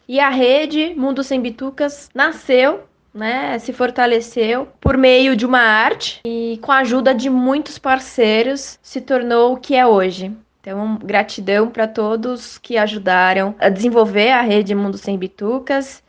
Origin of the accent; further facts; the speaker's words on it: Jaú, São Paulo, Brazil; eu nasci em Jaú